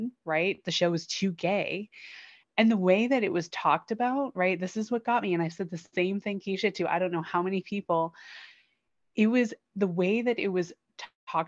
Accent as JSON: {"language": "English", "country": "United States", "tie": "born or raised there", "said": "growing up in America, right, being exposed to Westerns or at least Western culture"}